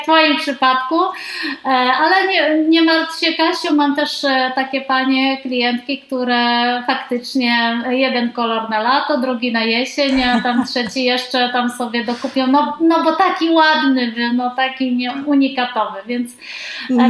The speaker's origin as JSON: {"language": "Polish", "town": "Poznań", "region": "Greater Poland", "country": "Poland", "said": "Ja jestem z Poznania, tutaj, że tak powiem, mam swoje rodzinne korzenie"}